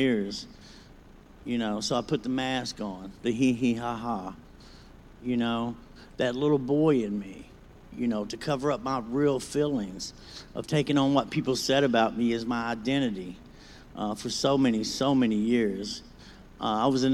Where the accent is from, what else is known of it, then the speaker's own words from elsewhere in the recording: Lexington, Kentucky, United States; now in Versailles, United States; I grew up in Lexington, Kentucky, a little place called Irishtown.